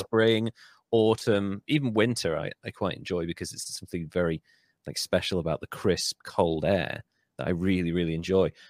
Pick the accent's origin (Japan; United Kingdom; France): United Kingdom; Wales; I'm Welsh.